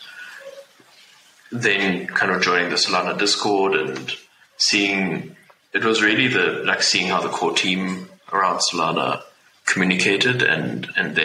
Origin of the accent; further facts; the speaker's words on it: South Africa; I'm from South Africa